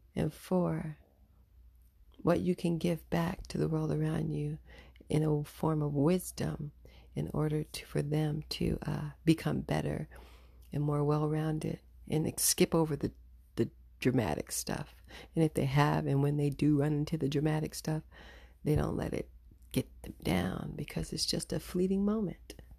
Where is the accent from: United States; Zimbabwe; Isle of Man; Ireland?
United States; being an American